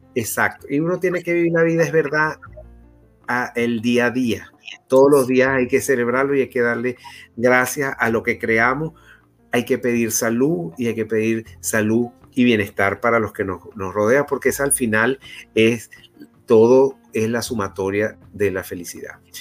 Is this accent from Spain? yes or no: no; Venezuela; somos los venezolanos